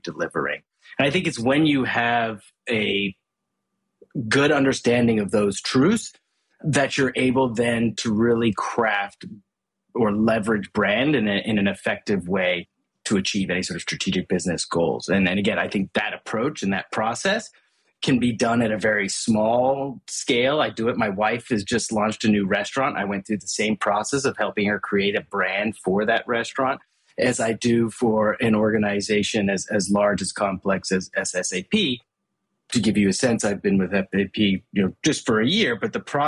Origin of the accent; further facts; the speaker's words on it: Hong Kong; also born or lived in Asia; I was actually born and raised in Hong Kong and grew up in Asia all my life